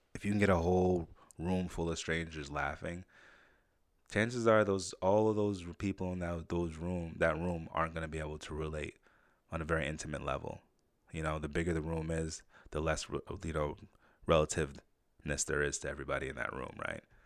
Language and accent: English; Saratoga Springs, New York, United States; also born or lived in Jamaica; When I grew up in Saratoga, I was one of the only black kids in the area.